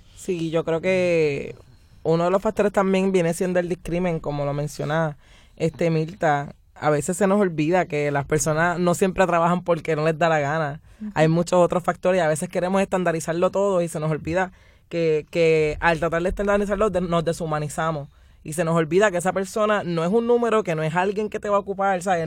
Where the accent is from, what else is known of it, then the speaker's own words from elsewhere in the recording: Puerto Rico; todos somos puertorriqueños